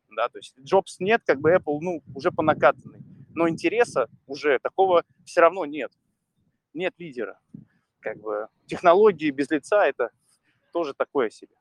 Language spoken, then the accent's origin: Russian; Saint Petersburg, Russia; moved away as an adult; я из Питера родом, я как бы жил там до 31